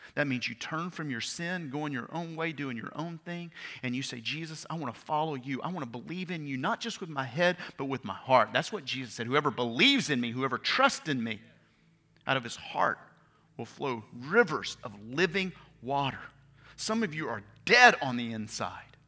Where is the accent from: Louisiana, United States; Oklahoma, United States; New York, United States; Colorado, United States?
Louisiana, United States; Bossier City; I grew up in Bossier City, Louisiana